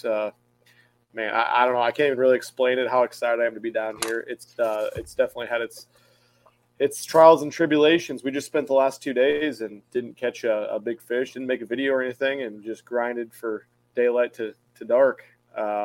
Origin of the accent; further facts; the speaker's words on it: Omaha, Nebraska, United States; moved away as an adult; now in Texas, United States; I'm from Omaha, Nebraska originally